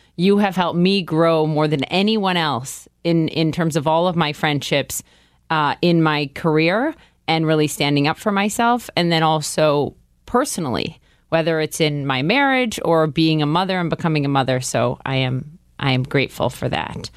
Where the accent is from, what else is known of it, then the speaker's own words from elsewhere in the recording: Minnesota, United States; now in New York City, United States; growing up in the Midwest